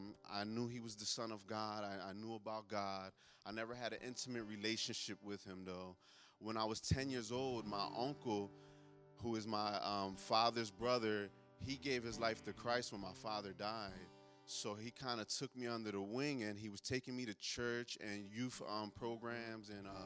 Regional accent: Philadelphia, Pennsylvania, United States; I'm from North Philadelphia. I've been in Teen Challenge now for 8 months. My story starts in Philadelphia.

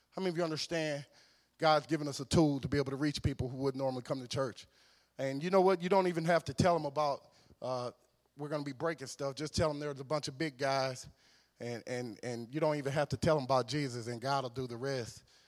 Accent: West Monroe, Louisiana, United States; I'm from a town called West Monroe, Louisiana

